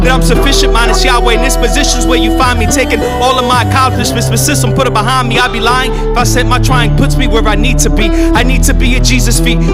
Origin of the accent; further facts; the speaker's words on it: Philadelphia, Pennsylvania, United States; moved away as an adult; now in Arizona, United States; I'm from Philadelphia, born and raised.